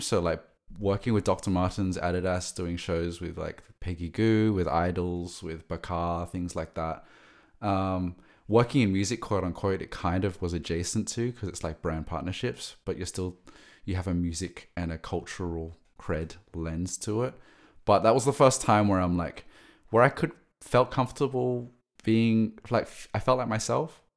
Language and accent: English; Sydney, New South Wales, Australia; moved away; I grew up in Sydney